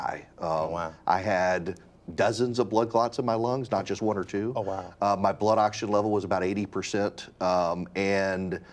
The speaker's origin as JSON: {"language": "English", "region": "rural Louisiana", "country": "United States", "tie": "born or raised there", "also_born_or_lived": "Dubai", "moved": "as an adult", "lives_now": "Georgia, United States", "said": "I grew up in Dubai and then so rural Louisiana"}